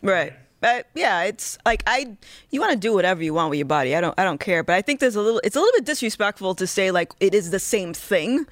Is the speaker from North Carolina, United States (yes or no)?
no; Rhode Island, United States; I'm from Rhode Island